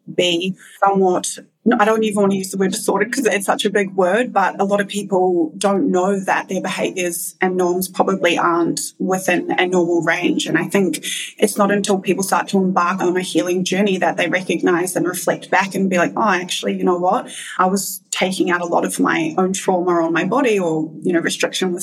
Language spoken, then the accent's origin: English; New Zealand; moved away; I am originally from New Zealand